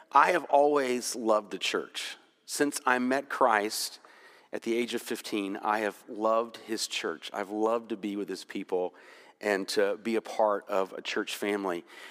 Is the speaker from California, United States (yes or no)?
no; Jacksonville, Florida, United States; When I was growing up in Jacksonville, Florida